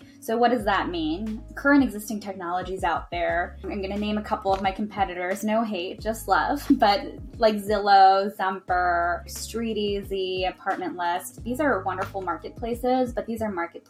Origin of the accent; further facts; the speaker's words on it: East Coast, United States; moved away as an adult; also born or lived in New York; now in San Francisco, United States; I'm not from the West Coast. I was raised in the East Coast.